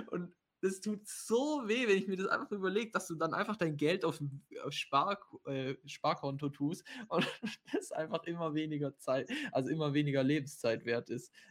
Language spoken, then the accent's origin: German; Baden-Württemberg, Germany; also ich komme ja aus dem Schwabenländle und dort ist ja eigentlich schon immer so Bausparen und so.